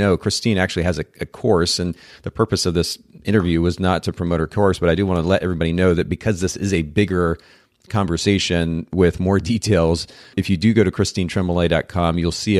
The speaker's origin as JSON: {"language": "English", "country": "Japan", "tie": "born or raised there", "said": "Well, I have my out is I grew up in Japan, so I didn't watch a lot of old American TV."}